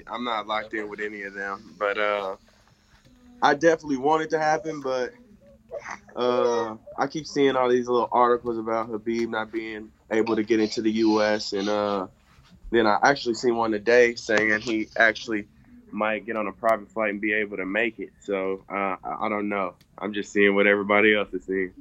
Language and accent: English; Sacramento, California, United States; moved away; I grew up in Sacramento